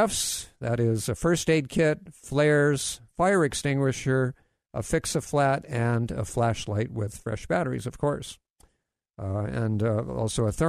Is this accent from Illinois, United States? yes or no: no; Hawaii, United States; I grew up in Hawaii